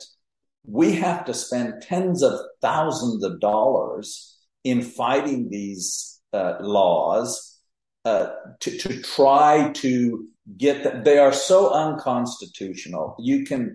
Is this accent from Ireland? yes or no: no; Mexico; moved away as an adult; also born or lived in San Luis Potosí, Mexico; now in Texas, United States; I was born and raised in Mexico.